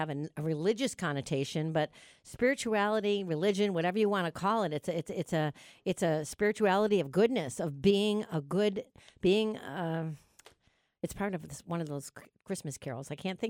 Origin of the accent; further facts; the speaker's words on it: New York, United States; accent: New York; now in Dallas, United States; I feel like my New York accent is really strong today.